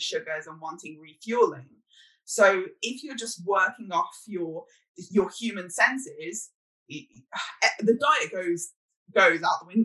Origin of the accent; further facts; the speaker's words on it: United Kingdom; I'm British